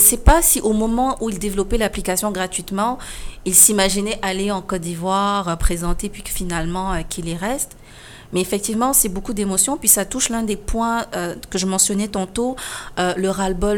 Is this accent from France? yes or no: no; Senegal; moved away as an adult; now in Quebec, Canada; J'ai quitté le Sénégal, je suis arrivée au Québec